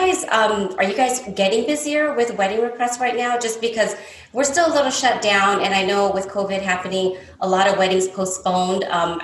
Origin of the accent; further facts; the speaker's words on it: United States; I was born and raised here in the States, but my father and his brothers and sisters, they all worked at the store.